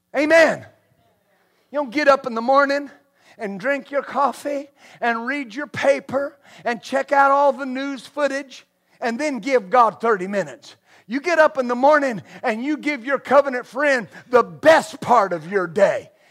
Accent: West Texas, United States; I grew up in West Texas

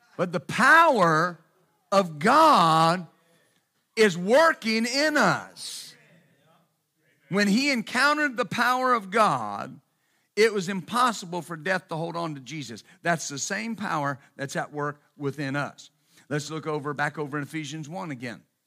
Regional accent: West Texas, United States; I was raised in West Texas, bless its holy name

